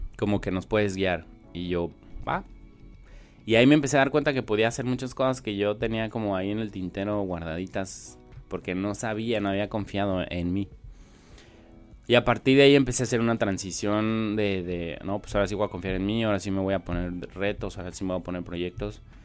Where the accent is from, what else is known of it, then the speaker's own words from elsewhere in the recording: Mexico City, Mexico; now in Tijuana, Mexico; nací en la Ciudad de México, pero pues de dónde soy, de dónde vivo. Entonces la realidad es que soy de Tijuana aunque no haya nacido aquí y demás, aquí me he formado, pues tengo ya 20 años aquí.